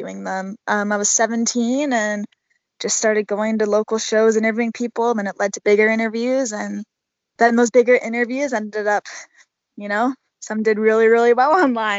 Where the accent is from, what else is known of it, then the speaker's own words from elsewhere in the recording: Toronto, Ontario, Canada; SummerSlam happened to be in my hometown